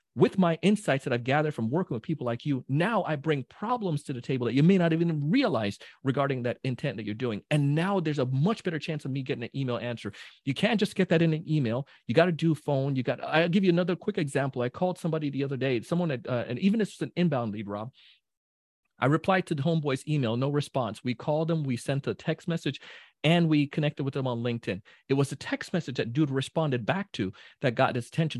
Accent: Jamaica; I'm a Jamaican, so, you know, big Jamaican

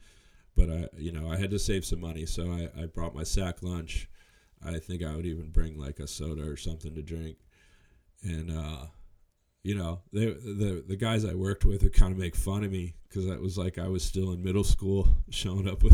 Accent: New Mexico, United States; moved away; also born or lived in San Francisco Bay Area; grew up in New Mexico.

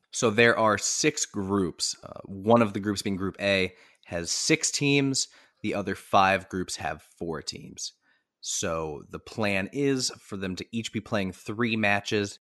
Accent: United States; as an American sports fan.

